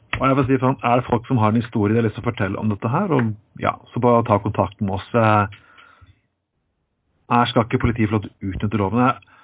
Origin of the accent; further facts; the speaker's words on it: Telemark, Norway; Jeg har vokst opp i Telemark på 80-tallet.